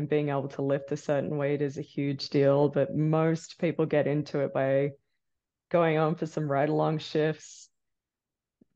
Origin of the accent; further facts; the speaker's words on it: Thredbo, New South Wales, Australia; now in Fernie, Canada; I'm from Thredbo, but right now I'm living in Fernie in British Columbia